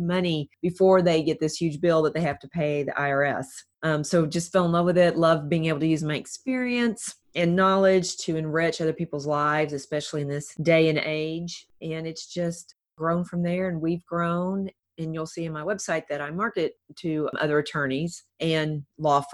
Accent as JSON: {"language": "English", "area": "right outside Nashville", "region": "Tennessee", "country": "United States", "tie": "born or raised there", "moved": "yes", "lives_now": "Fort Myers, United States", "said": "I grew up right outside Nashville, Tennessee"}